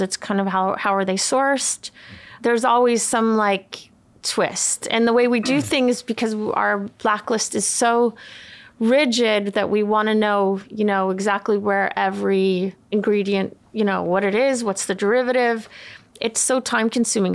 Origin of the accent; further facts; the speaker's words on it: Umeå, Västerbotten County, Sweden; also born or lived in California, United States / Los Angeles, United States; now in United States; I grew up in Sweden my dad is Swedish and we moved when I was 10 from California